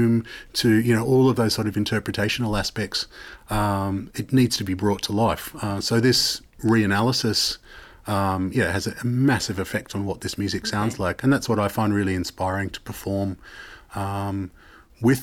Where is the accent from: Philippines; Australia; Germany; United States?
Australia; Sydney, New South Wales; moved away as an adult; now in Netherlands; growing up in Sydney and Australia